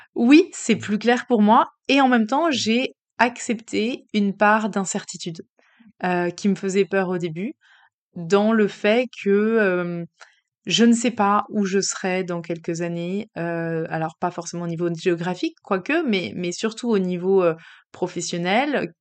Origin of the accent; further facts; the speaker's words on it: Paris, Île-de-France, France; on a quitté Paris, qui était notre ville quand même d'adoption, enfin notre ville d'enfance